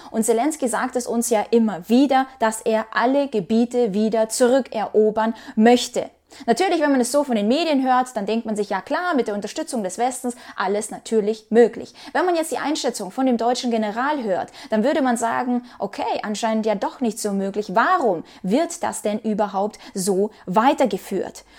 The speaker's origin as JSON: {"language": "German", "country": "Ukraine", "moved": "yes", "said": "ich bin Ukrainerin"}